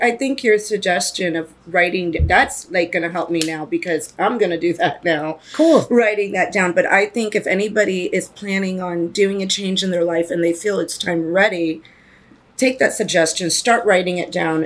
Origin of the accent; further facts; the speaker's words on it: East Coast, United States; moved away; I'm originally from the East Coast